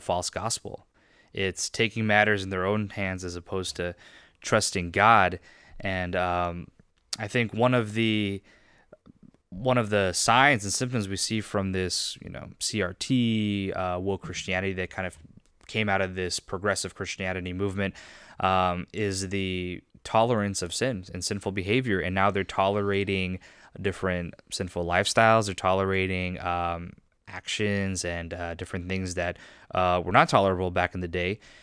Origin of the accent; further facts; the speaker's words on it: Riverside, California, United States; also born or lived in Irvine, California; I grew up in Riverside